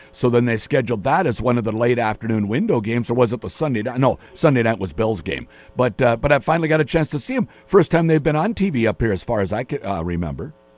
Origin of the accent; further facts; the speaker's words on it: Bloomington, Minnesota, United States; I'm from Bloomington, Minnesota